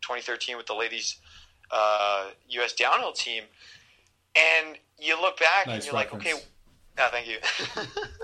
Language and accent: English; Canada; we're Canadian